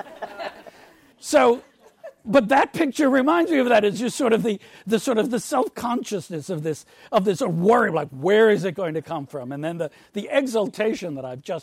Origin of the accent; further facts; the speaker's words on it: East Coast, United States; I'm from the East Coast